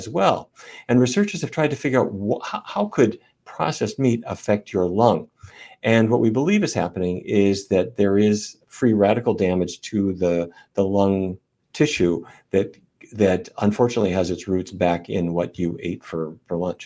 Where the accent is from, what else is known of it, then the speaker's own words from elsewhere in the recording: North Dakota, United States; I grew up in North Dakota